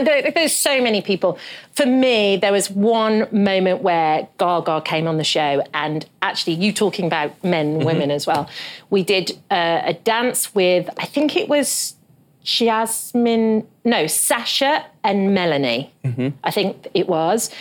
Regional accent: London, United Kingdom; moved away as an adult; now in United States; coming from London

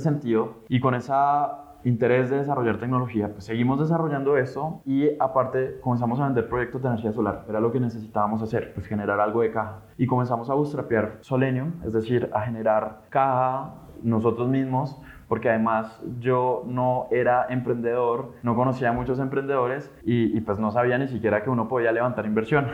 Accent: Colombia; como colombianos

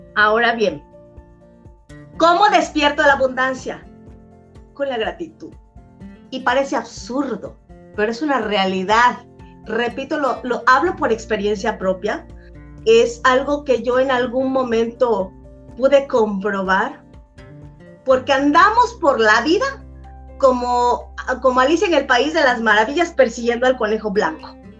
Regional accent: Mexico; yo soy mexicana, amo mi país

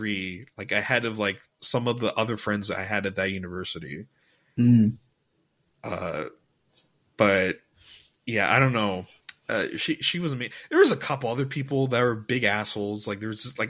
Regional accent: United States; now in Dubai, United Arab Emirates; I'm half Persian, half Mexican, born in America

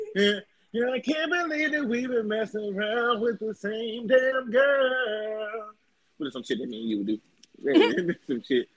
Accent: Dallas, Texas, United States; I'm from Dallas.

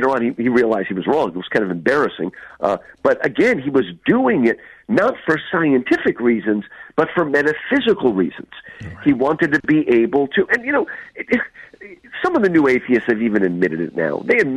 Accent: United States; I grew up in New Jersey, New York

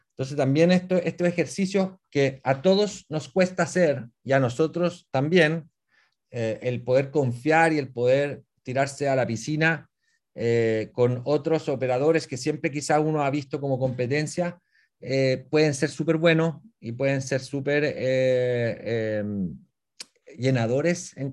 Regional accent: Puerto Varas, Los Lagos, Chile; y nosotros que somos acá de Puerto Vara.

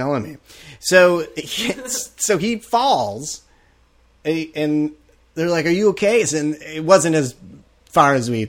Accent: Wisconsin, United States; I am from Wisconsin. The place of milk.

